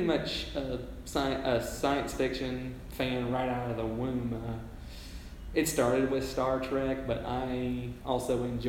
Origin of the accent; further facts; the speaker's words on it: Haleyville, Alabama, United States; moved away as an adult; now in New York City, United States; And then up in the main town of Haleville, which is my hometown, was my maternal grandparents.